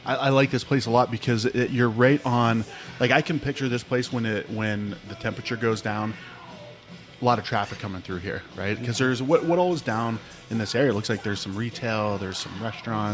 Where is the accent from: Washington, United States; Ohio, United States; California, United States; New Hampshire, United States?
Ohio, United States; moved away; growing up in Ohio, we were right on the Ohio Pennsylvania border